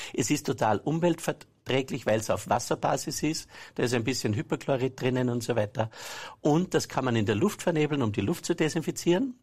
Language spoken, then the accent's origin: German; Saalbach-Hinterglemm, Salzburg, Austria; Ich bin aus Salbach-Hinterglemm. Ja und bin dort am Berg aufgewachsen